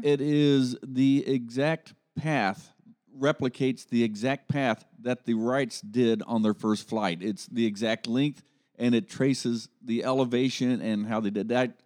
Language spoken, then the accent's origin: English; Columbus, Ohio, United States; now in Dayton, United States; I grew up over in Columbus.